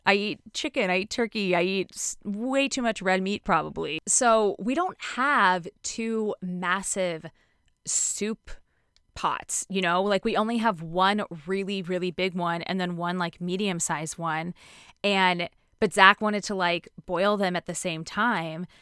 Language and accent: English; Connecticut, United States; growing up in Connecticut